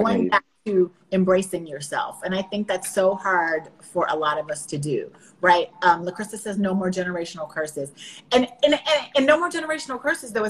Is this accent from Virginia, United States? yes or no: yes; Northern Virginia, United States; Did you know I was from Northern Virginia? I'm from outside of DC.